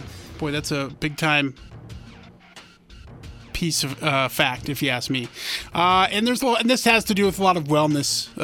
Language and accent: English; Montana, United States; I grew up in Montana